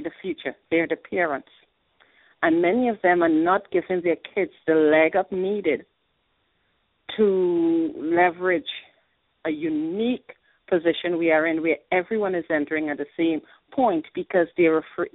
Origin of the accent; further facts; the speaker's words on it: Trinidad & Tobago; moved away as an adult; now in New York, United States; I'm a proud Trinidadian. I migrated here to study